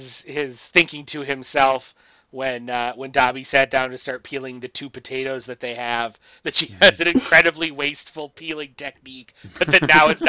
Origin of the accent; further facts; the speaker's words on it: Midwest, United States; I, as a Midwesterner